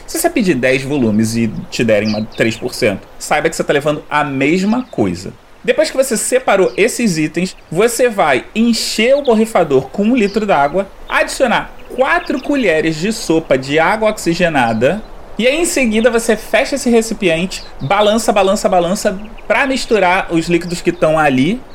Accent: Rio de Janeiro, Brazil; eu sou carioca

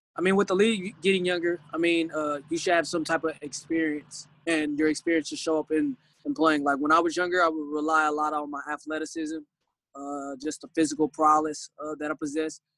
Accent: Indianapolis, Indiana, United States; growing up in Indianapolis

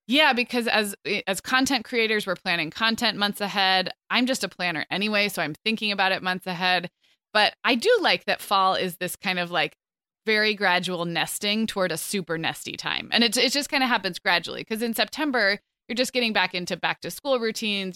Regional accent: Santa Barbara, California, United States; moved away as an adult; also born or lived in Chicago, Illinois / Scottsdale, Arizona / Orange County, California; I grew up in Santa Barbara, which is, it's kinda Southern California

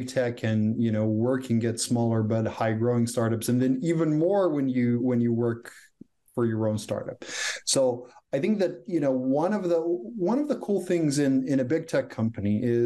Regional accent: Croatia; English is a second language; moved away as an adult; also born or lived in Silicon Valley; now in Canada; Croatia is my home country

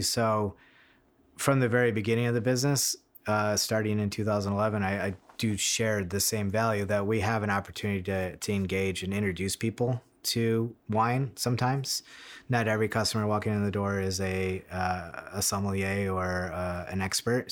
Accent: Michigan, United States; moved away as an adult; now in Sonoma, United States; growing up in Michigan

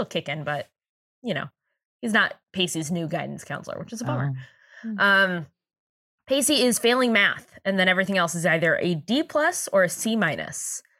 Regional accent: Oceanside, California, United States; I'm from Oceanside.

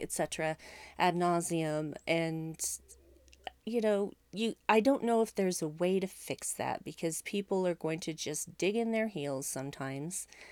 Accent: Utah, United States; I was born and raised in Utah and live here uh, to this day

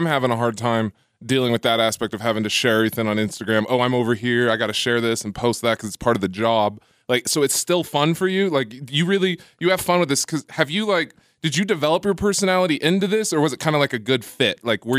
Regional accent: Sacramento, California, United States; I'm from Sacramento.

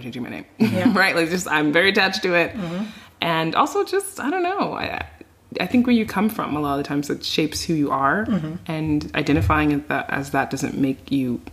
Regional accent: New York, United States; moved away as an adult; now in Iceland; I always see myself as a New Yorker

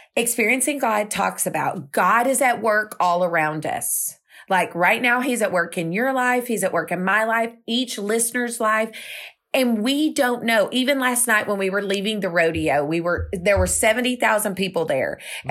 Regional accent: Houston, Texas, United States; we're Houstonians

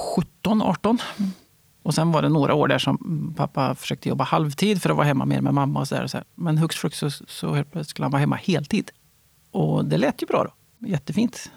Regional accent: Värmland, Sweden; also born or lived in Stockholm / Västergötland; now in Vargön, Sweden; Jag är född i Stockholm, jag är uppvuxen i Värmland.

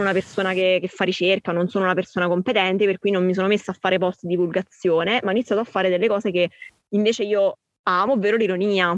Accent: Abruzzo, Italy; io sono abruzzese

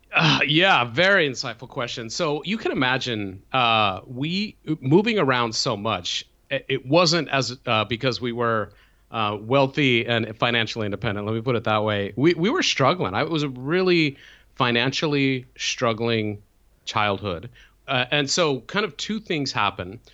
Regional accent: Salt Lake City, Utah, United States; I grew up in, in Salt Lake City, Utah

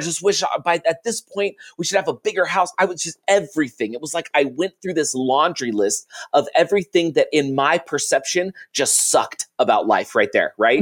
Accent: California, United States; I grew up in California

